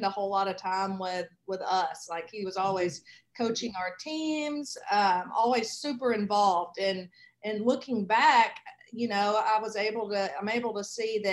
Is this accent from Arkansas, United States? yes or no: yes; Arkansas Delta, United States; I live in Arkansas and I grew up in the Arkansas Delta